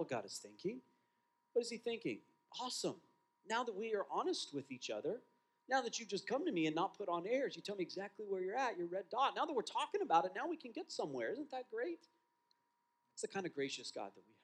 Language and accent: English; West Texas, United States; I grew up in West Texas